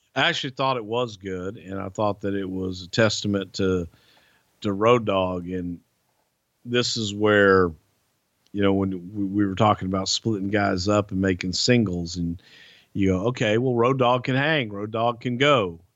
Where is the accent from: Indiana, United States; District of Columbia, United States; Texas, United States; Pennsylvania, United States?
Texas, United States; I grew up in Texas where the cage match was the blow-off